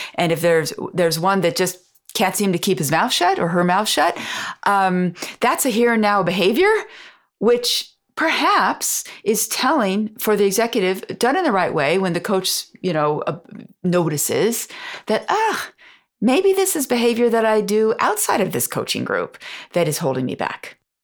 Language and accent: English; United States; moved away as an adult; also born or lived in France; As an American